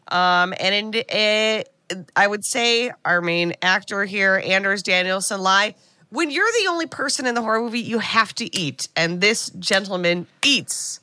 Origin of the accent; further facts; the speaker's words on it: United States; as an American